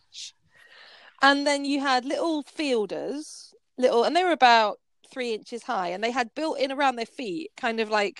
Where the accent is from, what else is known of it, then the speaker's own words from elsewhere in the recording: Yorkshire and the Humber, United Kingdom; I'm from Yorkshire